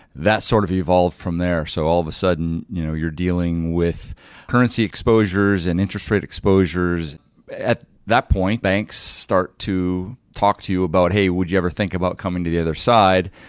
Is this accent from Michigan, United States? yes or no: yes; Detroit, Michigan, United States; moved away as an adult; also born or lived in New York; Growing up in Detroit, I was a third generation G M guy, person